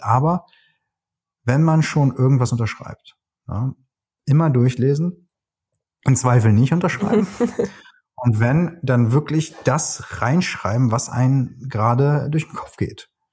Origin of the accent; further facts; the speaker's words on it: Cologne, North Rhine-Westphalia, Germany; moved away; ich bin Ex-Kölner